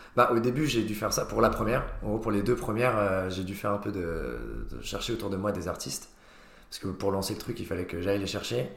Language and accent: French; Nancy, Grand Est, France; je viens de Nancy et qu'il n'y a rien là-bas